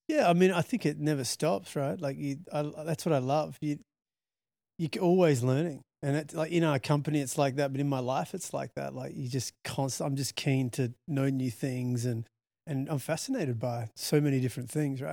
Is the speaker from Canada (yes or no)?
no; Australia; also born or lived in London; I'm Australian